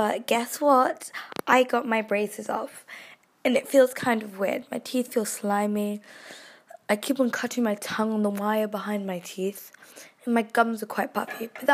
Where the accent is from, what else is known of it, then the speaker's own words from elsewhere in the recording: United Kingdom; We are so British